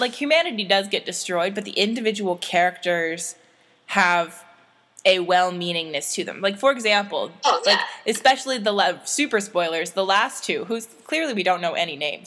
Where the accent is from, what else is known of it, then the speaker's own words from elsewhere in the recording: Canada; I say this as a Canadian who spends time in the States